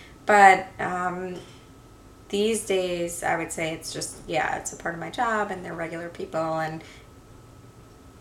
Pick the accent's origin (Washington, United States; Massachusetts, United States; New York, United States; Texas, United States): New York, United States; also born or lived in Boston; I'm from New York, born and raised.